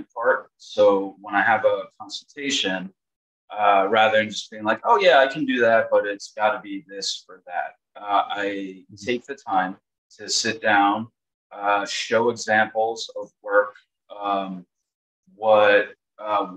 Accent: New York, United States; So I'm from New York. I've always been in New York.

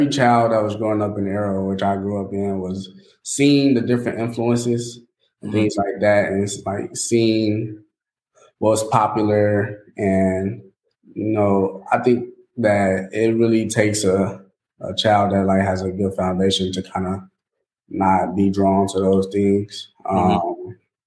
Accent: Chicago, Illinois, United States; moved away as an adult; I'm from Chicago. My hometown.

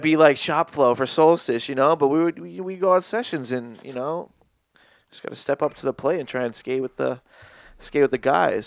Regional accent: Fall River, Massachusetts, United States; I'm from the East Side of Fall River

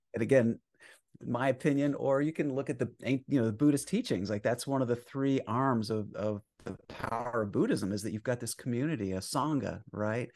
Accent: Vermont, United States; moved away; I grew up in Vermont in the sixties

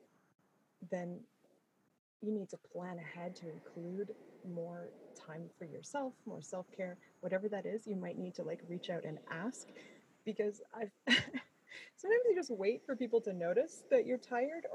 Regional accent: Canada; I'm Canadian.

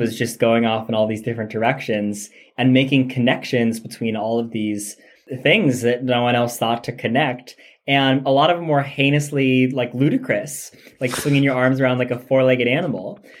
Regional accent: United States; growing up in the American educational system as I did

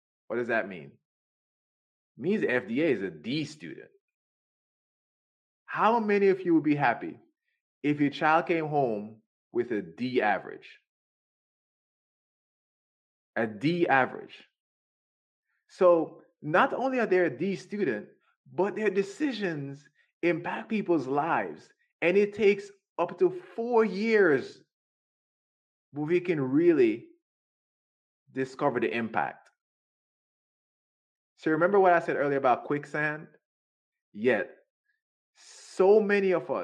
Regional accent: Jamaica; I was raised in Jamaica

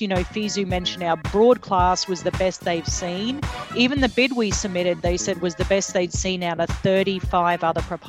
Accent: Australia; moved away as an adult; now in United States; I'm from Australia

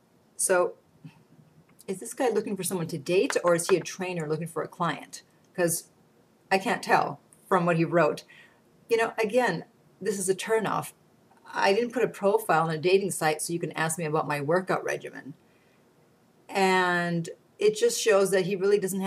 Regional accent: Canada; I'm Canadian

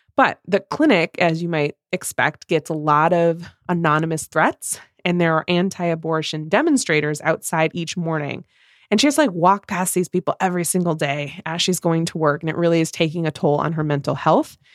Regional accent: Midwest, United States

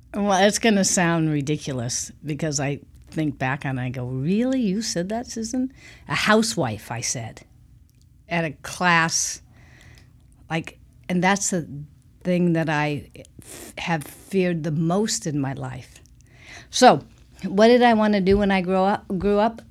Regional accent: Portland, Oregon, United States; I'm from Portland, Oregon. I'm one of the few born and raised in Portland

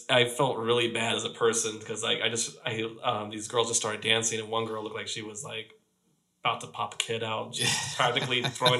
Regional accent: Fredericksburg, Virginia, United States; moved away; also born or lived in Florida; I grew up in Fredericksburg, Virginia, which is like this colonial town.

